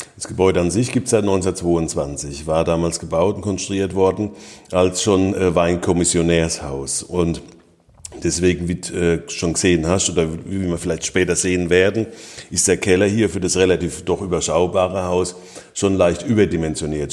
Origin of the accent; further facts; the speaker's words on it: Rhineland-Palatinate, Germany; bei uns in der Pfalz